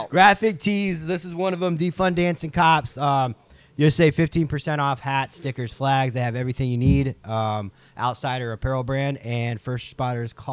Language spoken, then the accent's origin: English; Ohio, United States; So I'm from Ohio.